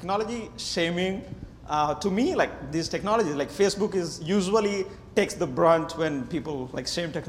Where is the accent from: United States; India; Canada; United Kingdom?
India; moved away; So I come from India, and that too from rural India. I left my village, I guess, in 2000